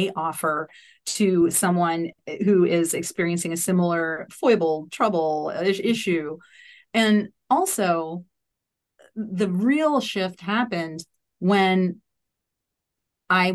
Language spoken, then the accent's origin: English; New Orleans, Louisiana, United States; I grew up in New Orleans, Louisiana